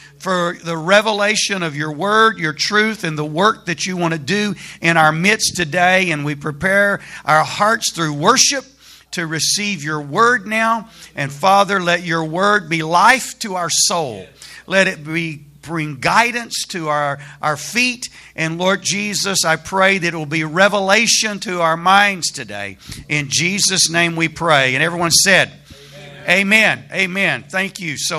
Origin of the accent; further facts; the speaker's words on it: Alabama, United States; moved away as an adult; also born or lived in Dallas, Texas; now in Texas, United States; I'm not a native Texan. I grew up in Alabama.